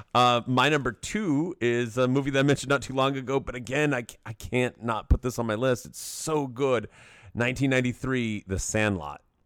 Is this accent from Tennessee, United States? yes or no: yes; Knoxville, Tennessee, United States; I grew up in Knoxville